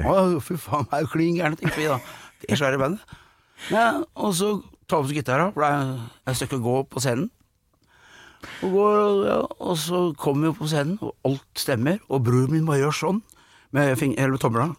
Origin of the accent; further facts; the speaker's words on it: Skedsmokorset, Akershus, Norway; var det hjemme på Åsnagen, jeg bodde der, i Skedsmokorset